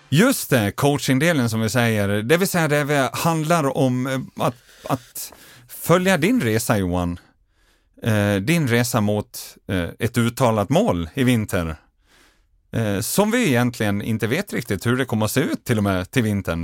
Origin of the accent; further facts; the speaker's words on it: Dalarna County, Sweden; Hemma i Dalarna